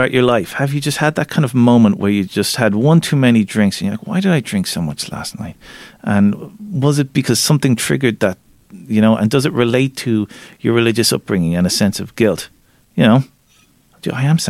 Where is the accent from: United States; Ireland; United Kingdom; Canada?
Ireland; my experiences growing up as an Irish Catholic